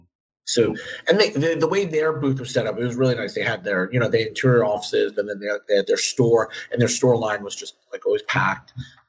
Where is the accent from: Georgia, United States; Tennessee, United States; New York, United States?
New York, United States; as a New Yorker